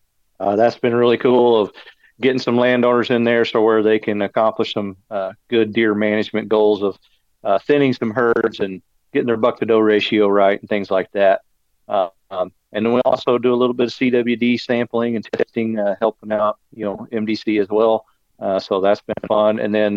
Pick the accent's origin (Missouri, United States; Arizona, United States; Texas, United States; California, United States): Missouri, United States; Branson; I was born in Branson, still live in the area. The Ozarks is what I call home, and right here down on the Arkansas-Missouri line for my entire life.